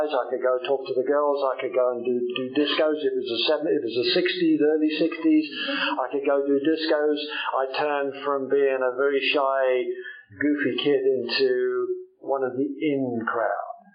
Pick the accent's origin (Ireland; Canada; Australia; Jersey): Jersey; I come from Old Jersey. Old Jersey is a little island uh, just off the coast of France that still belongs to, still belongs to England somehow.